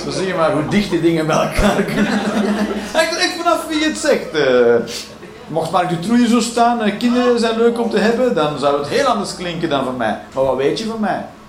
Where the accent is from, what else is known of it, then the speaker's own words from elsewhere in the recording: Belgium; we zijn België